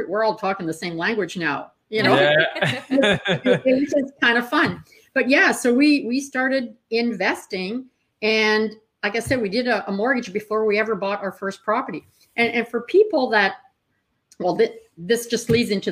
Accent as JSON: {"language": "English", "region": "Northern Ontario", "country": "Canada", "tie": "born or raised there", "said": "I grew up in Northern Ontario"}